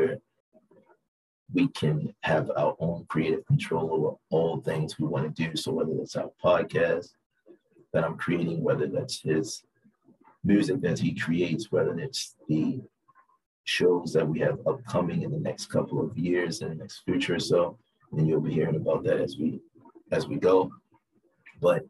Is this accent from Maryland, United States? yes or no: yes; Baltimore, Maryland, United States; moved away as an adult; now in Las Vegas, United States; born and raised in Baltimore, me and Exquisite decided to move to from Baltimore to Las Vegas